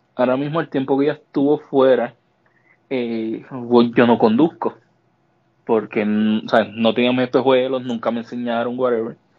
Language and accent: Spanish; Puerto Rico; moved away as an adult; now in United States; yo nací en Puerto Rico y yo llevé casi 32 años en Puerto Rico